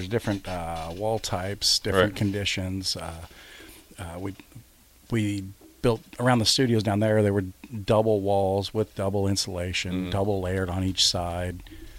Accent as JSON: {"language": "English", "town": "Beatrice", "region": "Nebraska", "country": "United States", "tie": "born or raised there", "also_born_or_lived": "Lincoln, Nebraska / Cortland, Nebraska", "said": "I grew up in Beatrice. I graduated from Lincoln."}